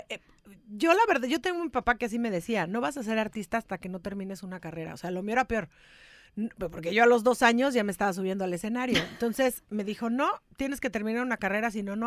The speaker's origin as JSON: {"language": "Spanish", "country": "Mexico", "moved": "yes", "lives_now": "Los Angeles, United States", "said": "yo soy mexicana más que el mole y, y me vine para, me vine para Los Ángeles a vivir para los Estados Unidos"}